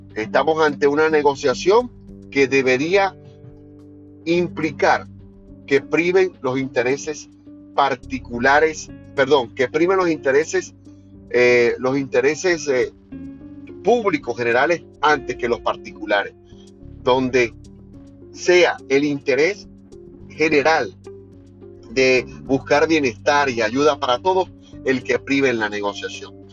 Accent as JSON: {"language": "Spanish", "country": "Venezuela"}